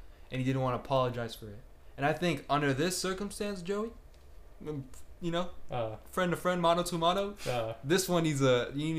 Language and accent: English; New Jersey, United States; Like, I grew up in New Jersey. I was a piece of shit, basically.